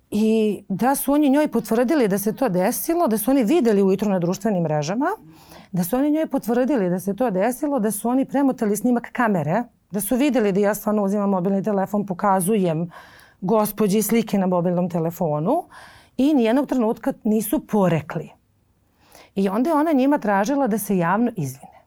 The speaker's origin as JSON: {"language": "Croatian", "region": "Belgrade", "country": "Serbia", "tie": "born or raised there", "also_born_or_lived": "Lebanon / Cyprus", "said": "ja sam e, došla sa nepunih sedam godina u Beograd. Mi smo živjeli na relaciji Liban, Kipar, Beograd. Uh, I za sedam godina sam došla ovde da upišem školu. Majka odlučila da me ovde školuje, da ovde živimo."}